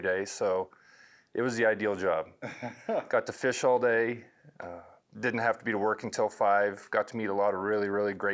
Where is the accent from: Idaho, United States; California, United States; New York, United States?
Idaho, United States; Pocatello; I'm born and raised in Pocatello, Idaho.